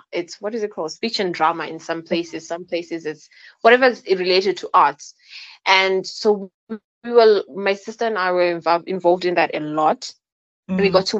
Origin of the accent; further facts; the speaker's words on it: Bulawayo, Zimbabwe; I was raised, I was born in Bulawayo, and my parents were both teachers at the time.